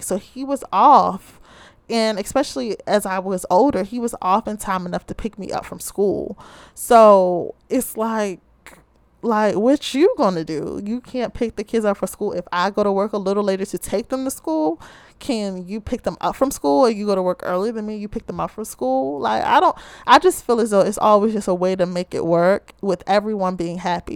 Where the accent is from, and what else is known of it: Baltimore, Maryland, United States